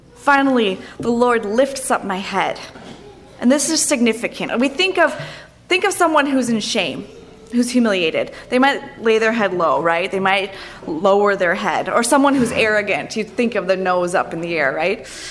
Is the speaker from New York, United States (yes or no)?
no; Minnesota, United States; also born or lived in Denver, Colorado; I'm from Minnesota